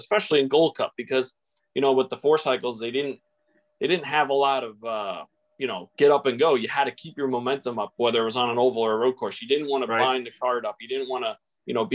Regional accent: Long Island, New York, United States; growing up on Long Island, we had both.

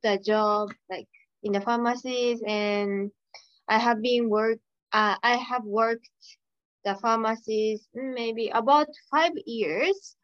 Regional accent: Saitama, Japan; English is a second language; I'm from Saitama uh, in, in Japan.

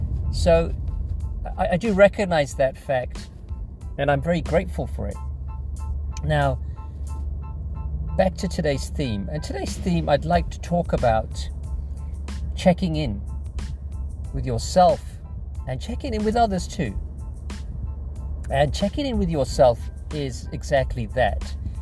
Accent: England, United Kingdom; I moved here from England, as many of you know, about 15 years ago.

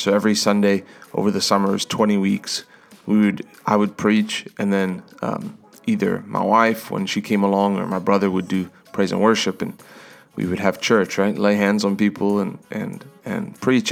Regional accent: South Africa; now in United States; I was born in South Africa. I became an American.

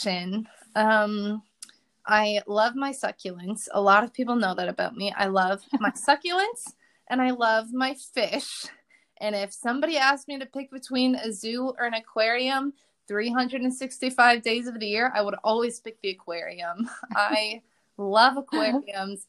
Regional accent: Chicagoland area, Illinois, United States; moved away as an adult; also born or lived in Missouri; So I'm from the Chicagoland area. I live about an hour and a half-ish north of the city. I'm in like the far upper corner. I live right by Lake Michigan.

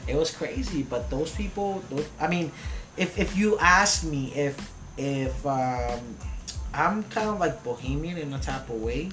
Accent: New York City, New York, United States; moved away; I grew up in Queens

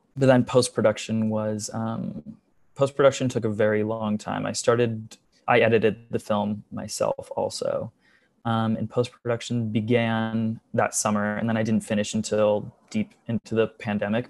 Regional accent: just outside of Charlotte, North Carolina, United States; moved away as an adult; now in New York City, United States; I grew up in North Carolina, just outside of Charlotte

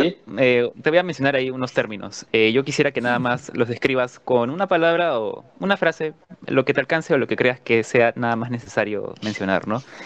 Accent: Peru; lo que nos toca vivir como peruanos

